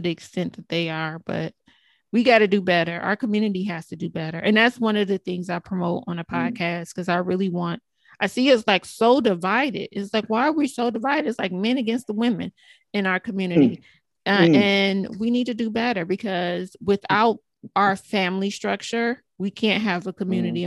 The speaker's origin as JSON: {"language": "English", "town": "Cleveland", "region": "Ohio", "country": "United States", "tie": "born or raised there", "moved": "yes", "lives_now": "Detroit, United States", "said": "I'm in Detroit, right? But I'm originally from Cleveland. I'm a Buckeye girl"}